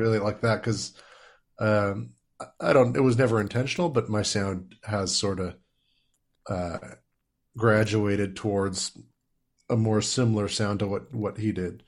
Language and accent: English; Saskatoon, Saskatchewan, Canada; now in Ontario, Canada; growing up in Saskatoon